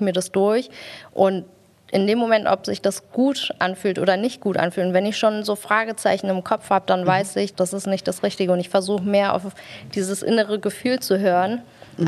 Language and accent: German; Germany; bin ich in der Kinderarmut groß geworden, die in Deutschland einfach ein großes Thema ist